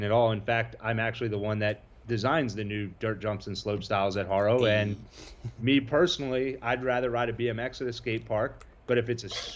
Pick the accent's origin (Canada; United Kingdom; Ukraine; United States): United States; East Coast; now in California, United States; I'm from the East Coast